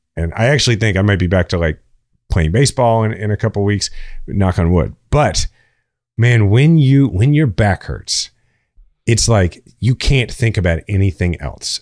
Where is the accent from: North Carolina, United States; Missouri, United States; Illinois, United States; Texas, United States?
Missouri, United States; Kansas City; I'm from Kansas City